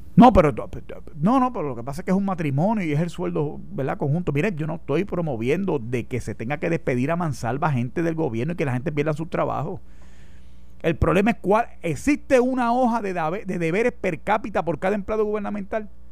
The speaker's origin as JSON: {"language": "Spanish", "country": "Puerto Rico"}